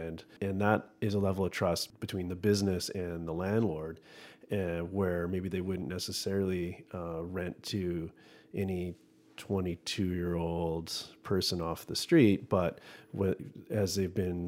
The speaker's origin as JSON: {"language": "English", "town": "Squamish", "region": "British Columbia", "country": "Canada", "tie": "born or raised there", "said": "I grew up in Squamish"}